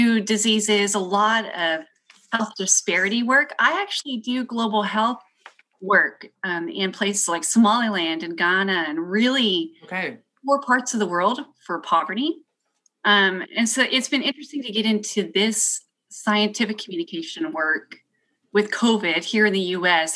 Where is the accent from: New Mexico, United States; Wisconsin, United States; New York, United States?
New Mexico, United States; Southeast; also born or lived in the Carolinas; now in Texas, United States; I'm from Southeast New Mexico and went to school kind of all over Texas.